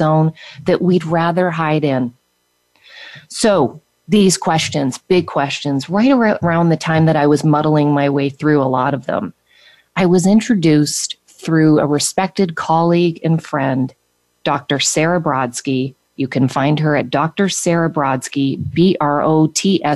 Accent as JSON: {"language": "English", "country": "Canada", "moved": "yes", "lives_now": "United States", "said": "I had left my home country and everyone that I was and everything that I was familiar with when I left Canada and moved to the United States"}